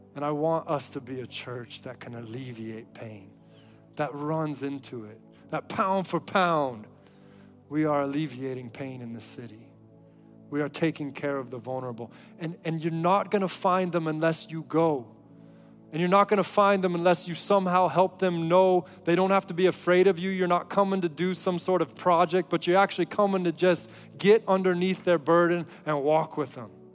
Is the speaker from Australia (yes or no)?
no; United States; as an American